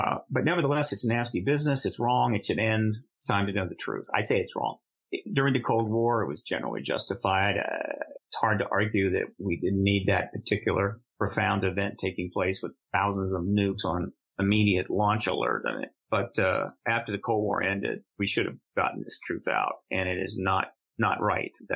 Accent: United States; also born or lived in London; I'm an American, and I've been based in America in the same American address for 23 years

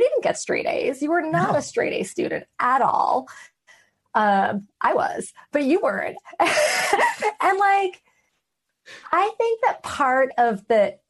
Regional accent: New York City, New York, United States; I grew up in a majority minority community, okay, in the 1980s and 90s in Queens, New York City

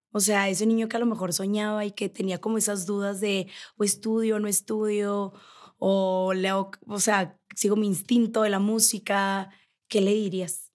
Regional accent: Navojoa, Sonora, Mexico; now in Mexico City, Mexico; yo soy de Sonora, yo soy de Navojoa

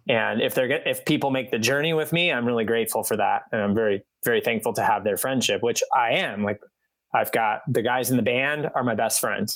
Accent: Midwest, United States; moved away; I'm from the Midwest originally

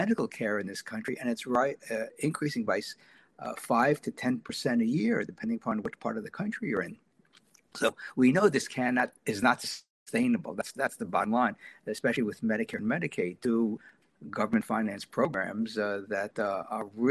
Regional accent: New York City, New York, United States; growing up in New York City back in the 1950s and 60s

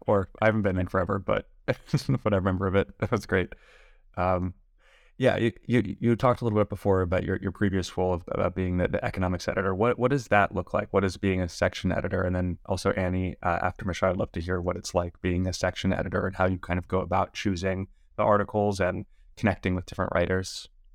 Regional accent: Los Angeles, California, United States; I was born and raised in Los Angeles

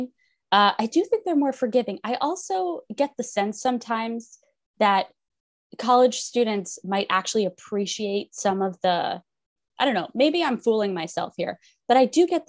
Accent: Detroit, Michigan, United States; now in Brooklyn, United States; I am originally from Detroit. I'm living in Brooklyn now

